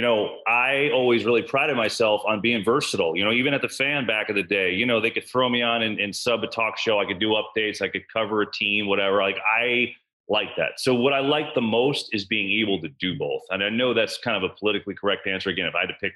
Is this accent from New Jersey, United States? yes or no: yes; New Jersey, United States; I grew up in Jersey